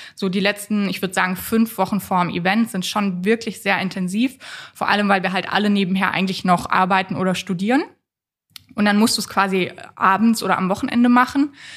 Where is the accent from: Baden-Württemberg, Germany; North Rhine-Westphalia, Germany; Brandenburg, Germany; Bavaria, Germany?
Baden-Württemberg, Germany; Freiburg; also born or lived in Waldkirch; Aufgewachsen bin ich tatsächlich in größten Teilen in Freiburg